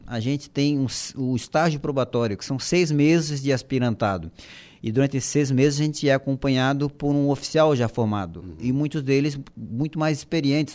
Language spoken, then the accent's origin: Portuguese; Florianópolis, Santa Catarina, Brazil; eu sou lá de Florianópolis, né, manezinho da ilha. É, é, estudei a, a, minha vida escolar toda em, em colégio público